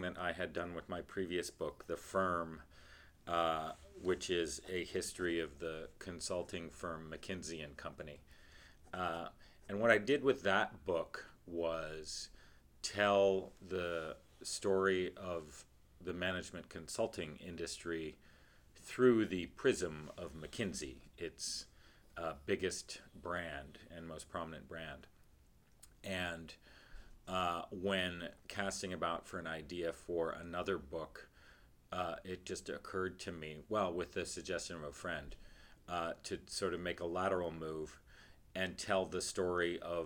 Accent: Canada; moved away; I'm Canadian.

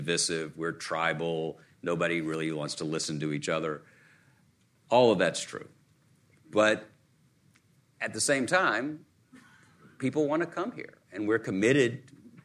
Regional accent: Chattanooga, Tennessee, United States; In my native region, I grew up in Chattanooga, Tennessee

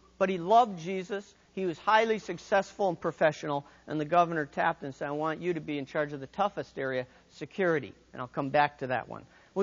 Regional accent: United States; I'm from the United States

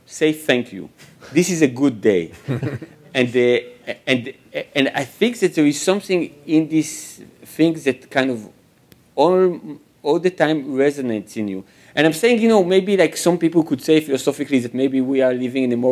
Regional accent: Israel; growing up in Israel and being the son of a Holocaust survivor

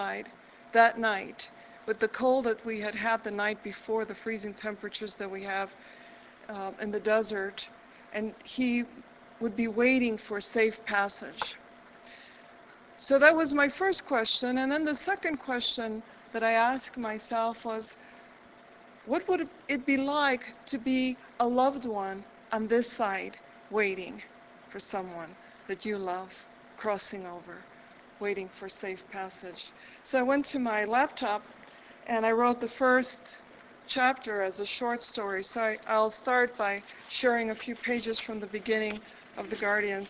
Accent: Chicago, Illinois, United States; moved away as an adult; also born or lived in Albuquerque, New Mexico / Boston; now in New Mexico, United States; I was originally from Chicago, and I lived there and most recently in my life and taught there

